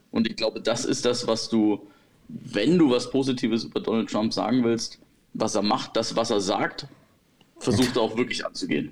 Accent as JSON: {"language": "German", "country": "Germany", "said": "bei uns in Deutschland"}